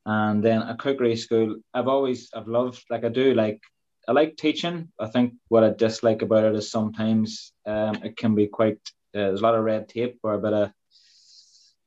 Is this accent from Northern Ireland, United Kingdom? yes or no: yes; Dungannon, Northern Ireland, United Kingdom; my hometown in Dungannon